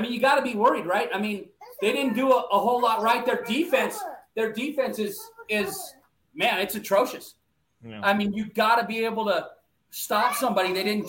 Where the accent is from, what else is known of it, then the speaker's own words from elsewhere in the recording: Alaska, United States; I'm from Alaska.